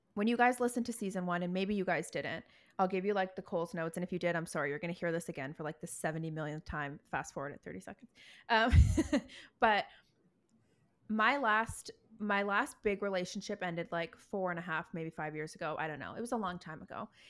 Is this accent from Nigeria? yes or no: no; Toronto, Ontario, Canada; now in Vancouver, Canada; back home where I'm from. I'm from Toronto